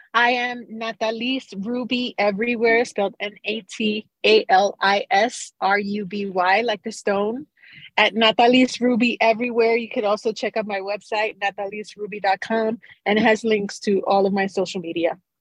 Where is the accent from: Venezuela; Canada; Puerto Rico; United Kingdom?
Puerto Rico; Carolina; also born or lived in Bronx, New York / New York; now in New Mexico, United States; growing up in Carolina, Puerto Rico, when reggaeton was just being formed